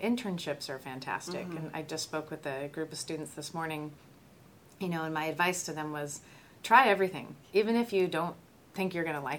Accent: Southern California, United States; moved away as an adult; also born or lived in San Diego, California; now in New Mexico, United States; I grew up in Southern California

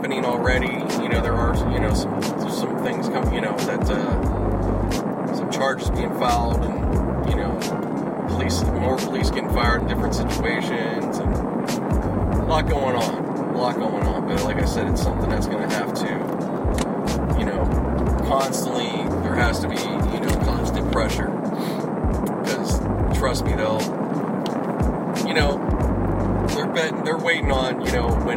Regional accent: Pittsburgh, Pennsylvania, United States; now in Los Angeles, United States; back in my hometown Pittsburgh

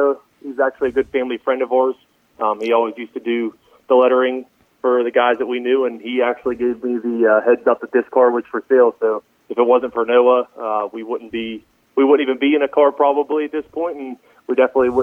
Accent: Latrobe, Pennsylvania, United States; my hometown track

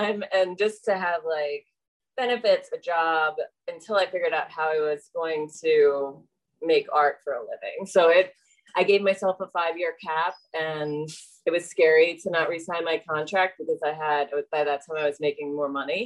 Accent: Catonsville, Maryland, United States; also born or lived in Baltimore; I am from Baltimore. I was born here. I grew up in Catonsville, and then I've been in Baltimore City for 21 years

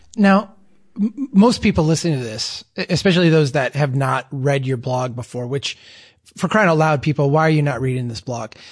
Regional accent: Minnesota, United States; I'm from Minnesota

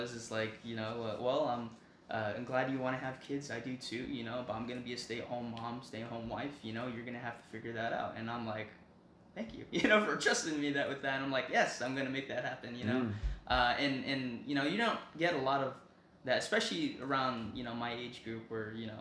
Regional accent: Las Vegas, Nevada, United States; moved away as an adult; now in Texas, United States; growing up in Vegas

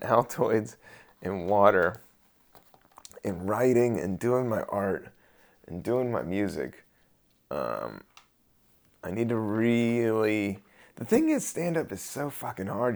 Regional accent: United States; we do have to take, you know, some pride in being American, American

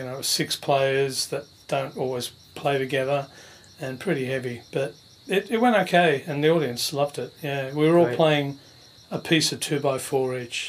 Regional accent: Fairfield, New South Wales, Australia; And yeah, I was born and raised in Fairfield.

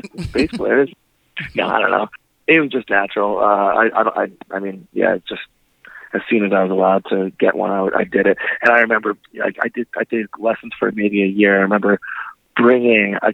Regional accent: Winnipeg, Manitoba, Canada; my hometown Winnipeg, where I grew up

